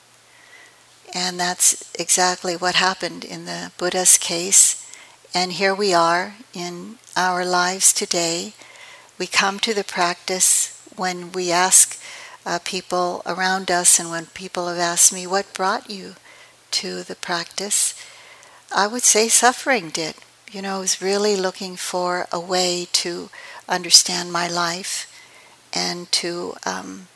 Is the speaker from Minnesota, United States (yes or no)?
no; San Francisco, California, United States; also born or lived in East Palo Alto / Philippines; I was raised in San Francisco in the projects near the Cow Palace, and we finally got out of there and moved to East Palo Alto.